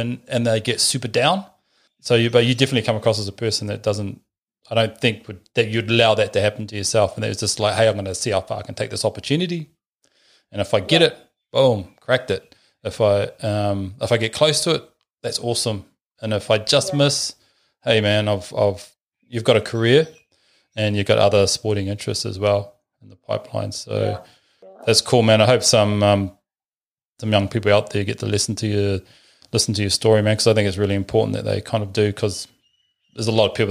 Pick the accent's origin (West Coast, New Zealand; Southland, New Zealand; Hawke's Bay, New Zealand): Southland, New Zealand; Bluff; now in Auckland, New Zealand; I grew up way down on Bluff